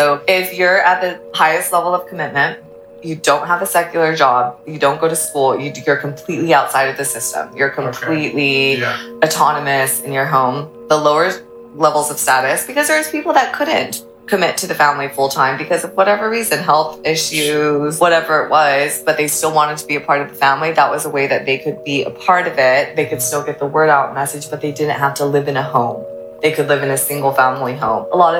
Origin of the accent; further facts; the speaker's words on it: United States; also born or lived in Ecuador; Yeah, because we moved back to States when I was like 6 months and I got my citizenship and all of that.